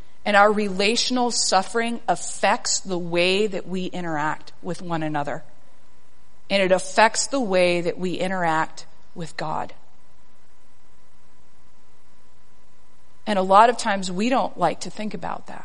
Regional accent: South Texas, United States; moved away; I am a girl from South Texas

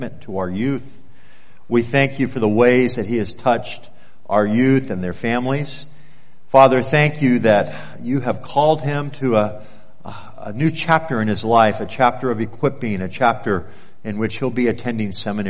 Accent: California, United States; moved away as an adult; now in Anchorage, United States; I was from California

